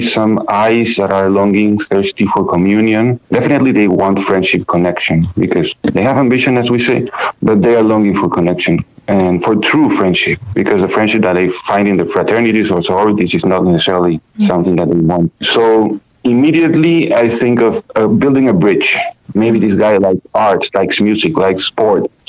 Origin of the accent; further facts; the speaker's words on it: Peru; moved away as an adult; now in United States; coming from Peru, I came 4 years ago from Peru